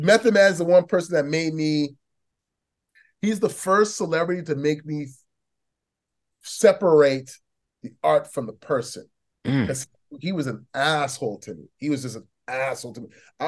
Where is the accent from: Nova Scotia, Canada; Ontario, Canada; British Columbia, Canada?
Ontario, Canada; Toronto; moved away; also born or lived in Edmonton; I'm from Toronto too